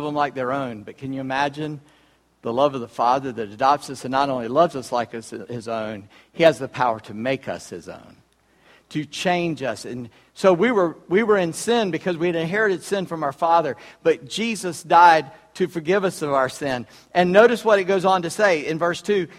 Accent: Charleston, South Carolina, United States; I was born in Charleston, South Carolina, on July 21, 1959

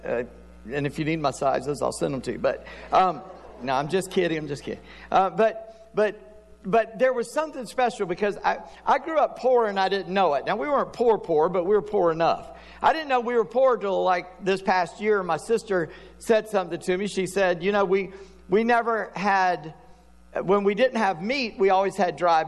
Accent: South Carolina, United States; I'm a redneck from South Carolina

